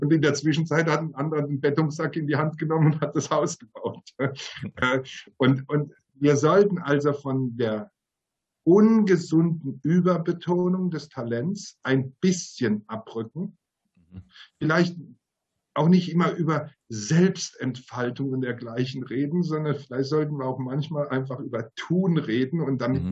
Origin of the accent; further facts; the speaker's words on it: Mannheim, Baden-Württemberg, Germany; als Mannheimer